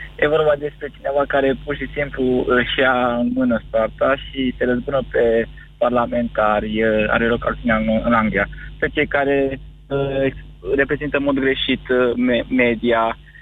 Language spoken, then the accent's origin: Romanian; Arad, Arad County, Romania; sunt din Arad